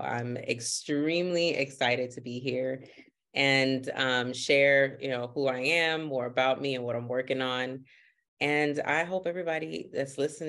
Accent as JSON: {"language": "English", "town": "North Miami", "region": "Florida", "country": "United States", "tie": "born or raised there", "first_language": "Haitian Creole", "second_language": "English", "said": "I was born in the U.S., born and raised in Miami, Florida."}